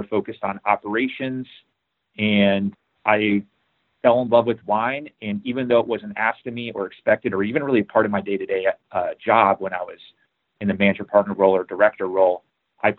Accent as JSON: {"language": "English", "town": "Chicago", "region": "Illinois", "country": "United States", "tie": "born or raised there", "said": "I grew up in Chicago"}